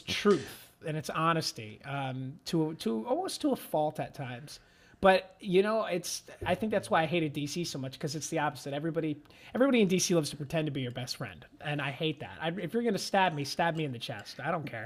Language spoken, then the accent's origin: English; Manahawkin, New Jersey, United States; moved away as an adult; also born or lived in Washington, D.C.; I'm from Jersey